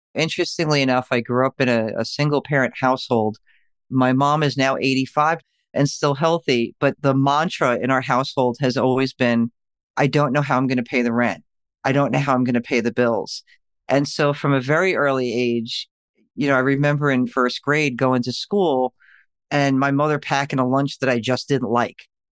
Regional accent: New York, United States; I am from New York

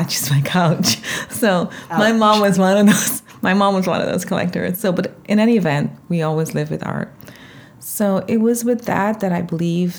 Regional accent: Georgetown, Demerara-Mahaica, Guyana; moved away; I grew up in Georgetown, Guyana, South America.

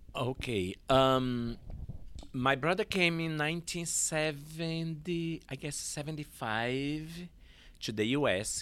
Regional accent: Olinda, Pernambuco, Brazil; English is a second language; moved away as an adult; also born or lived in San Francisco Bay Area, California; now in Portland, United States; I was born in Olinda, Pernambuco.

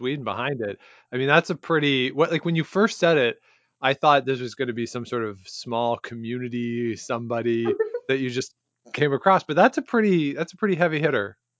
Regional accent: outside of Toronto, Ontario, Canada; we grew up outside of Toronto

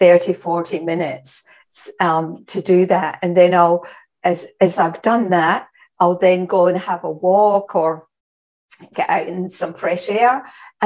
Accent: Scotland, United Kingdom; I'm Scottish

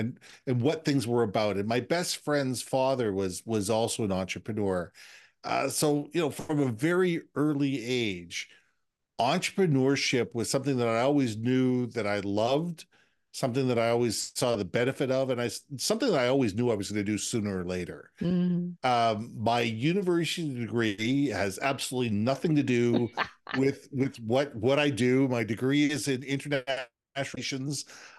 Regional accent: Minneapolis, Minnesota, United States; now in Vancouver, Canada; And I'm originally from Minneapolis, but I've lived around the world. But Vancouver's always been home.

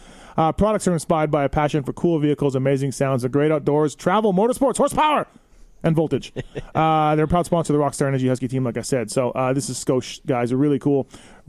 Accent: Manitoba, Canada; moved away; growing up in Manitoba

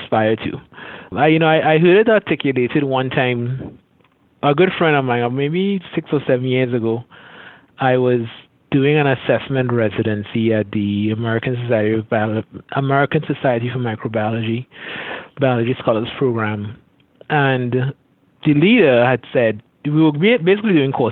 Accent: Trinidad & Tobago; moved away as an adult; also born or lived in Florida; I grew up in Caribbean, in Trinidad and Tobago, Southern Caribbean, closest Caribbean island to Venezuela

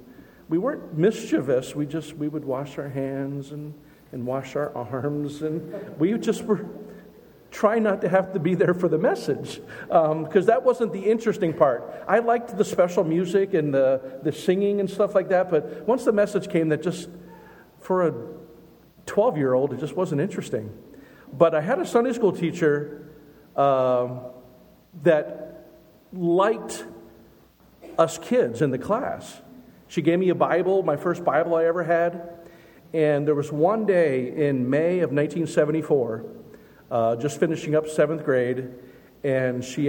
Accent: Lancaster, Pennsylvania, United States; we grew up in Lancaster City

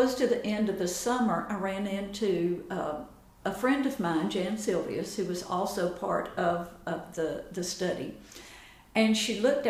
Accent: Chattanooga, Tennessee, United States; My husband and I grew up in Chattanooga

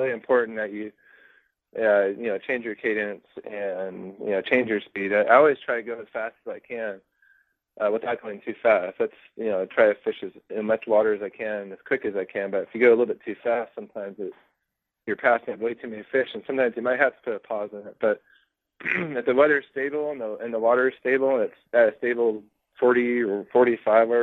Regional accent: California, United States; where I grew up in California

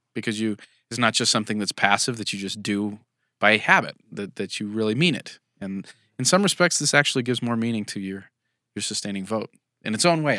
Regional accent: California, United States; now in Utah, United States; I'm from California.

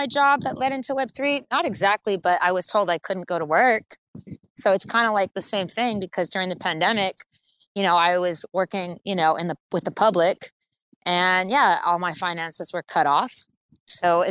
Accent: United States; now in Los Angeles, United States; I'm an American

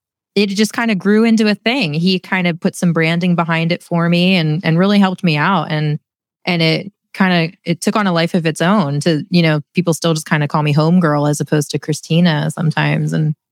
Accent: Lititz, Pennsylvania, United States; now in Lancaster, United States; Yeah, born and raised in Lititz. My whole family still lives in Lititz. I'm the furthest one away, the whole 8 miles south into Lancaster City.

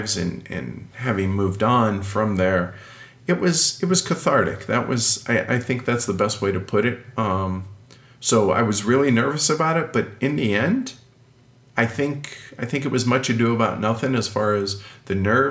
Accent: Milwaukie, Oregon, United States; moved away; That's my hometown. That's where I'm from

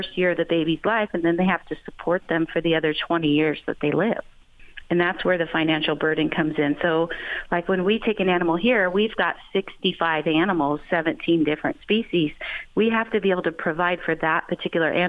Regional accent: San Diego, California, United States; also born or lived in Texas; I moved back to California. I'm from San Diego

